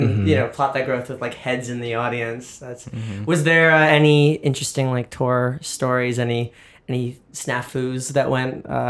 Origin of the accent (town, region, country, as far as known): New York, United States; born or raised there